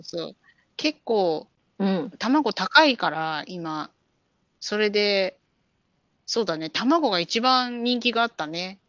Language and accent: Japanese; Chiba, Japan; moved away as an adult; now in California, United States; 私の出身地の千葉県